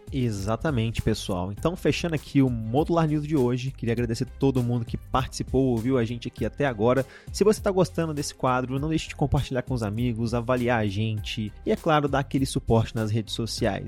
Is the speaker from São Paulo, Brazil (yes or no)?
no; Belo Horizonte, Minas Gerais, Brazil; eu sou de BH